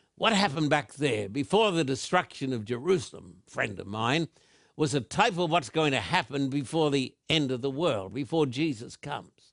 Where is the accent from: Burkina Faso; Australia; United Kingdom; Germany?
Australia; when I was a little boy growing up in Australia